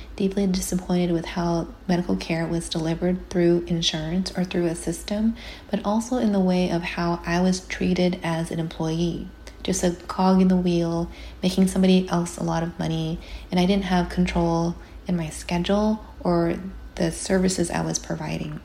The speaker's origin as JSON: {"language": "English", "region": "California", "country": "United States", "said": "as a Californian"}